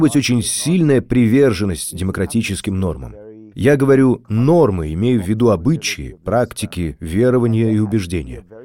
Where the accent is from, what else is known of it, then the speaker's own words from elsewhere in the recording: India; moved away; когда я рос в Индии